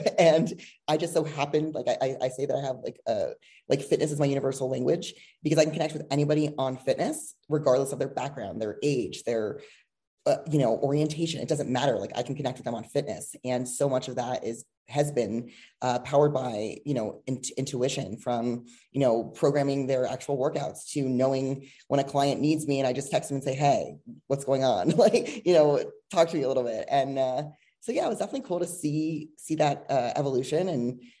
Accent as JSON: {"language": "English", "region": "New Jersey", "country": "United States", "also_born_or_lived": "Los Angeles, California / Miami, Florida", "moved": "as an adult", "lives_now": "Boulder, United States", "said": "I'm originally from New Jersey"}